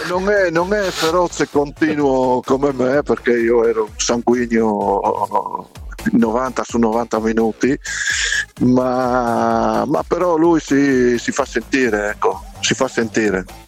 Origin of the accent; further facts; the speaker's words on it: Savorgnano, Friuli-Venezia Giulia, Italy; sono di Savorniano